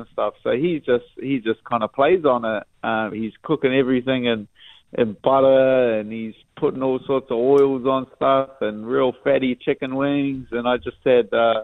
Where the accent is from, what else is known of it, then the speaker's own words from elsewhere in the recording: New Zealand; as a Kiwi